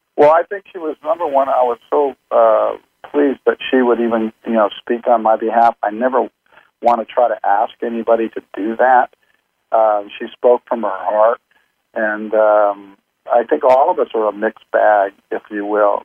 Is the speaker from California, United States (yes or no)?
yes; Compton, California, United States; I was born in Compton